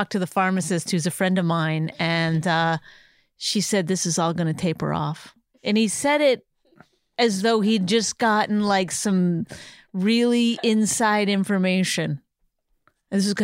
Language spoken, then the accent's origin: English; Canada; now in United States; I'm Canadian